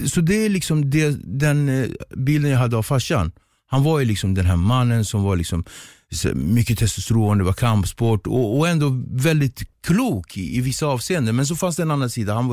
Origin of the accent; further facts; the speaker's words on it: Cape Verde; jag kommer från Kap Verde så det är kreolsk mat.